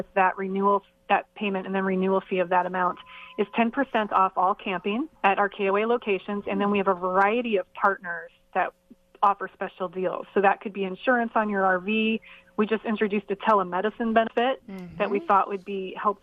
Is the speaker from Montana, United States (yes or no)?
yes; Montana, United States; I'm from Montana. I grew up in Montana, which is a beautiful part of the country.